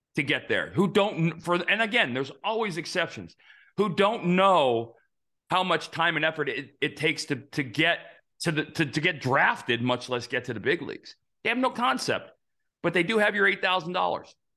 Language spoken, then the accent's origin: English; Arizona, United States; growing up in Arizona